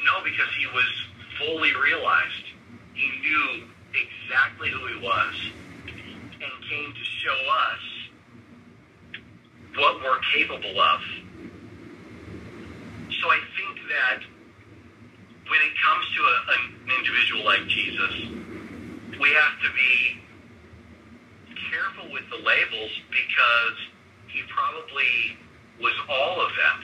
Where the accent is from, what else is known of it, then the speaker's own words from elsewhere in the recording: the Bible Belt, the South, United States; I grew up in the Bible Belt